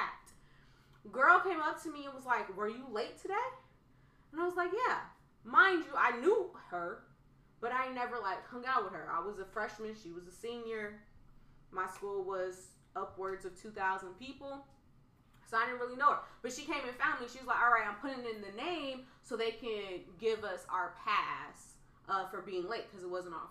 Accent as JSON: {"language": "English", "town": "Oakland", "region": "California", "country": "United States", "tie": "born or raised there", "said": "growing up in Oakland"}